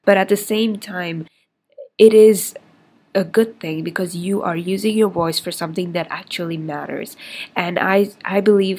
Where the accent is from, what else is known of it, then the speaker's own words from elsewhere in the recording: India; also born or lived in Middle East; I'm 23 years old. I'm Indian. But I didn't grow up there. I spent most of my life in the Middle East, and I've migrated to a lot of different countries